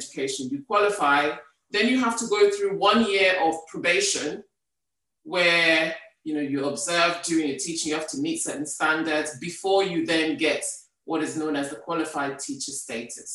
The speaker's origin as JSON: {"language": "English", "country": "Nigeria", "tie": "born or raised there", "moved": "as an adult", "lives_now": "United Kingdom", "said": "I grew up in Nigeria"}